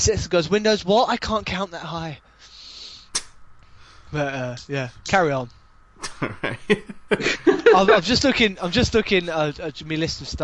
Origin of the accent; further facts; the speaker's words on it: southern England, United Kingdom; accent: southern; my horrible southern accent.